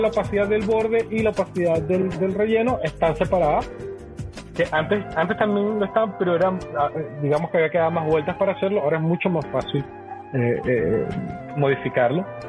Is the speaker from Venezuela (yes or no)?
yes; Venezuela; como venezolanos